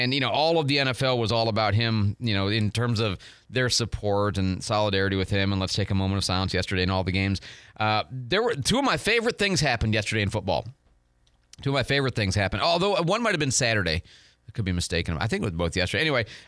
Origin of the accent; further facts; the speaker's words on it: Detroit, Michigan, United States; I was born and raised in the Detroit area, and so for a while, and then after that, later other places.